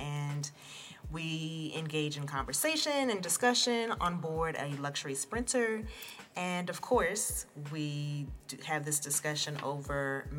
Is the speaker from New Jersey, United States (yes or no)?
yes; New Jersey, United States; I was born in New Jersey and was, like, I am the product of heavy West Indian influence, heavy American influence, living in New Jersey, right?